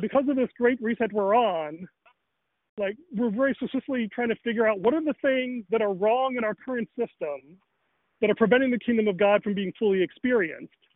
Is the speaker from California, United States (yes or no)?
no; Chicago, Illinois, United States; I grew up in Rochelle, Chicago, Northern Illinois